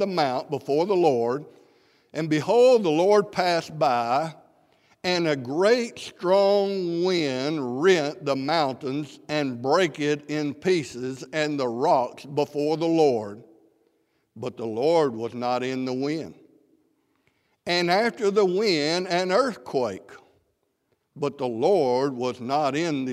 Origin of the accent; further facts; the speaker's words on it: South Mississippi, United States; I'm from South Mississippi